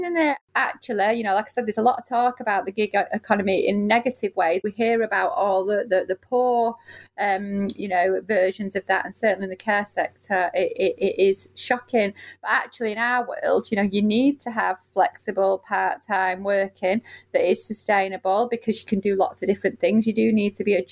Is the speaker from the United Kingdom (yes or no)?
yes; Manchester, North West England, United Kingdom; I'm from Moston